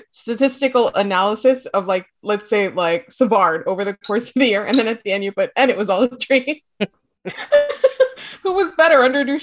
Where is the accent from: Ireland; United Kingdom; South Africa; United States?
United Kingdom; Scotland; I can't waste things because I'm Scottish.